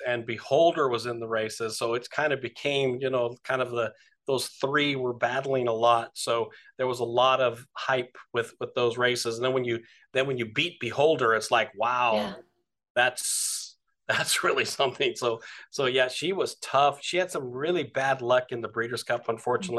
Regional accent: Delano, California, United States; we're farmers from Delano, California

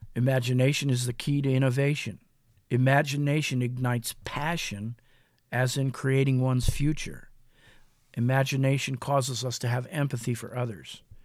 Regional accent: Mansfield, Ohio, United States; in my hometown of Mansfield in Lexington, Ohio

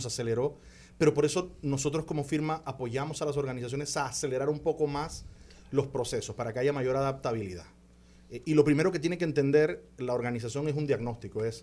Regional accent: Panama; yo soy panameño

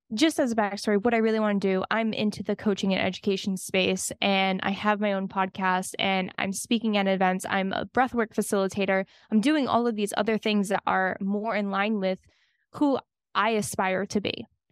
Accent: Miami, Florida, United States; I'm from Miami

